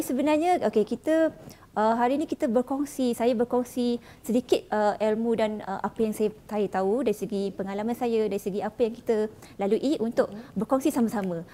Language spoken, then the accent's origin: Malay; Johor, Malaysia; saya daripada Johor